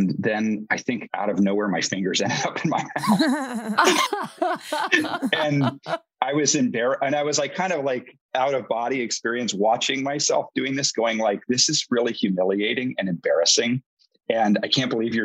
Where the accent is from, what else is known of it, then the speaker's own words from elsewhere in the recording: Dayton, Ohio, United States; I'm actually from Dayton, Ohio